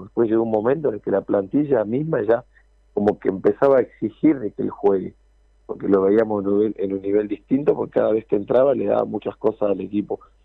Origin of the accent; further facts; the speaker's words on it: Argentina; moved away; Nosotros a veces los argentinos